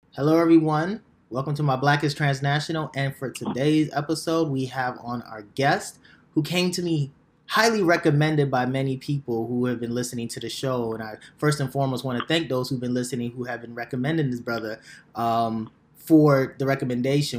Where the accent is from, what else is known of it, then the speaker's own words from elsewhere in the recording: Nigeria; now in United States; I was born in Nigeria